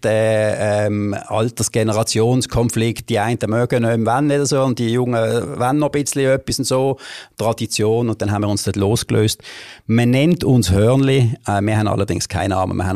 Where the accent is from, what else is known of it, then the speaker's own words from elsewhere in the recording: Basel, Basel-Stadt, Switzerland; Also ich bin mal ursprünglich in der Gundelig liegen aufgewachsen, wie, wenn ich alles im Gundelig